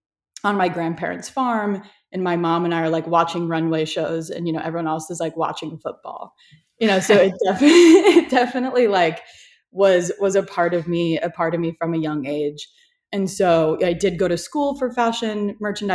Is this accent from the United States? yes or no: yes; Iowa, United States; now in Los Angeles, United States; I grew up in Iowa, so I'm from like the country of you know, the States